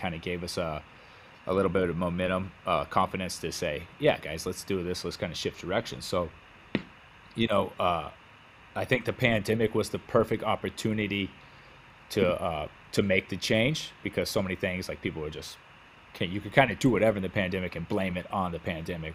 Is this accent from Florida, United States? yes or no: no; West Texas, United States; I'm from West Texas. I grew up in West Texas, so clothing is not a thing back home